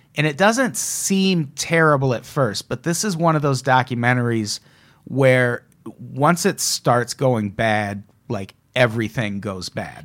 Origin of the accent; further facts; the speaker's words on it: Midwest, United States; My hometown represent